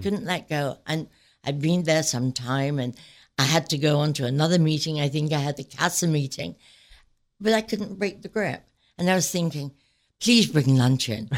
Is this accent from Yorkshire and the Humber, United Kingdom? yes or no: yes; Sheffield, Yorkshire and the Humber, United Kingdom; moved away as an adult; now in United States; I grew up in Sheffield, England, and to very humble beginnings